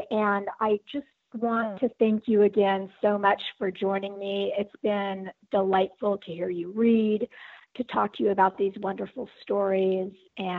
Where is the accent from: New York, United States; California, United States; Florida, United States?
California, United States; Southern; I grew up in Southern California too.